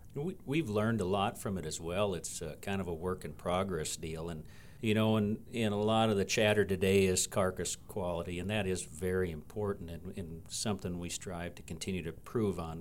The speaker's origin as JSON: {"language": "English", "region": "West Central Minnesota", "country": "United States", "tie": "born or raised there", "also_born_or_lived": "western South Dakota", "moved": "as an adult", "lives_now": "Belle Fourche, United States", "said": "I grew up in Minnesota, and that's where Jason and I met, uh, grew up in the seed stock business back in West Central Minnesota"}